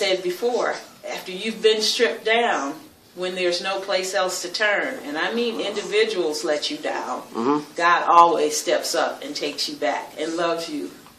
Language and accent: English; Michigan, United States; I'm from the United States in Michigan.